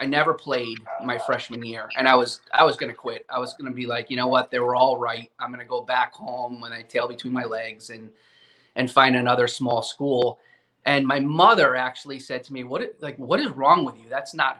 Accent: Connecticut, United States; I grew up in Connecticut and baseball obsessed.

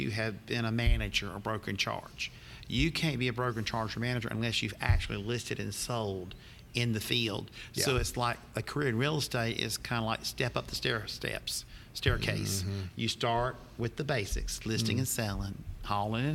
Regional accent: Charlotte, North Carolina, United States; I was born and raised in Charlotte, North Carolina

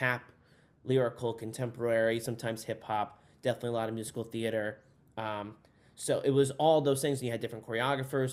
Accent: New Jersey, United States; I'm from New Jersey originally

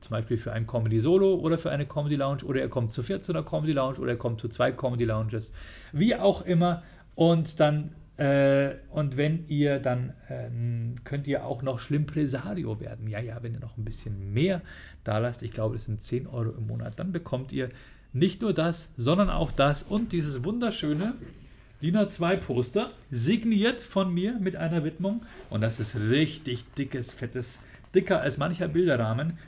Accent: Bavaria, Germany; bei uns in Bayern

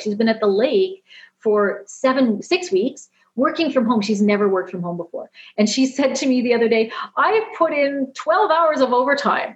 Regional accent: Canada; I'm Canadian.

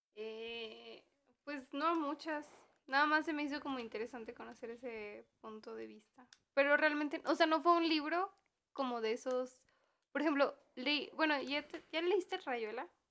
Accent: Mexico; sí soy bien mexicana

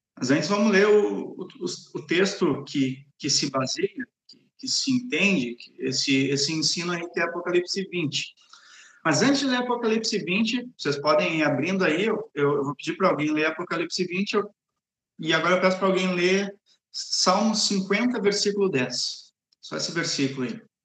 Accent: Gravataí, Rio Grande do Sul, Brazil; moved away as an adult; also born or lived in São Paulo; now in Cariacica, Brazil; Eu sou gaúcho, eu sou natural de Gravataí e só morei no Rio Grande do Sul, em São Paulo e aqui

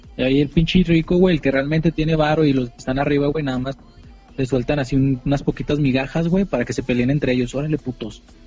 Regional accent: Mexico; los mexicanos no somos así

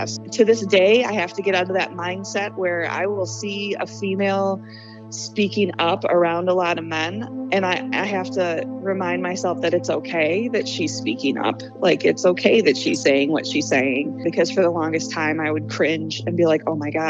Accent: Cary, Illinois, United States; also born or lived in Arlington Heights, Illinois; I am from Cary, Illinois. I was originally born in Arlington Heights. I think we moved to Cary when I was 2. So I've been in the suburbs of Chicago my entire life

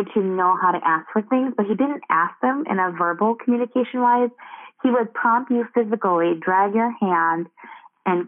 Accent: United States; in our culture, I identify myself as Hmong American

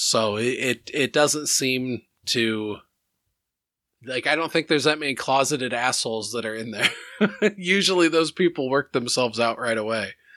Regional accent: Iowa, United States; we growing up in Iowa

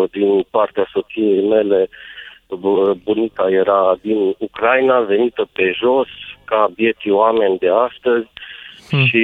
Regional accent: Romania; noi ca români mergeam și munceam în Iugoslavia.

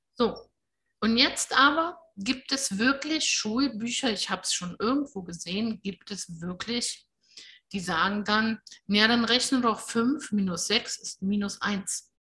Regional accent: Germany; bei uns in Deutschland

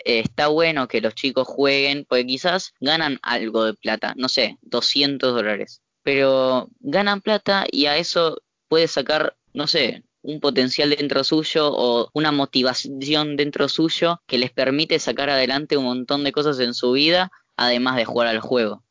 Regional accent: Argentina; los argentinos sí, que somos muy eufóricos

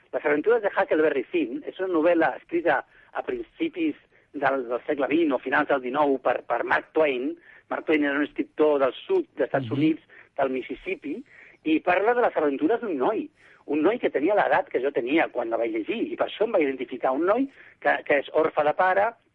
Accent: Barcelona, Catalonia, Spain; Jo soc barceloní

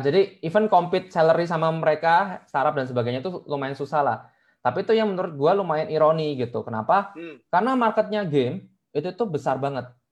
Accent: Surabaya, East Java, Indonesia; moved away as an adult; now in Jakarta, Indonesia; Gua orang Surabaya by the way, jadi kayak ke Jakarta merantau

